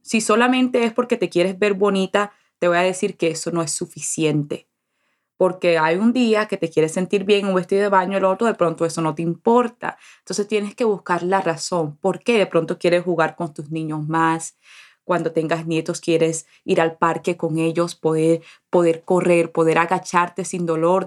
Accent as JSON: {"language": "Spanish", "area": "Colombian Caribbean coast", "region": "Caribbean Region", "country": "Colombia", "said": "Como buena costeña, como buena colombiana"}